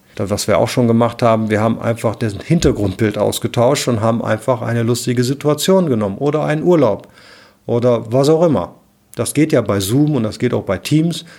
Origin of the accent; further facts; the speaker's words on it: Cologne, North Rhine-Westphalia, Germany; ich komme aus Köln